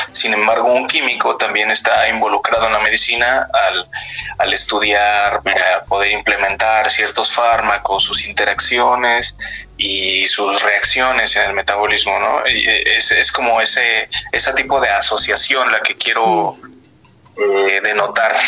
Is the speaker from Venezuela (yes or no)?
no; near Río de los Remedios, State of Mexico, Mexico; Yo nací y pues, dentro de lo que cabe crecí en en el Estado de México, justo en, la franja en, donde se divide el, Estado y el anteriormente llamado Distrito Federal